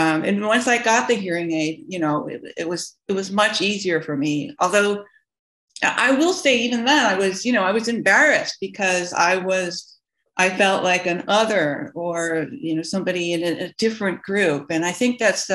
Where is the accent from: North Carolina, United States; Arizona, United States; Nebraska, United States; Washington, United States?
Arizona, United States; Tucson; I grew up in Tucson